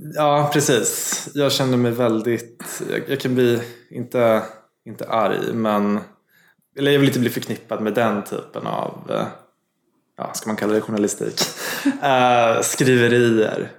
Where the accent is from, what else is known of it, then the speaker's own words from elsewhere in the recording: Gävle, Gävleborg County, Sweden; Jag kommer från Gävle